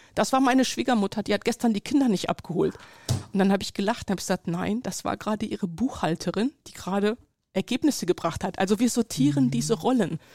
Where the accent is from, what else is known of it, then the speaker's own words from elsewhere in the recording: Germany; ich bin in Deutschland geboren, hier aufgewachsen, sozialisiert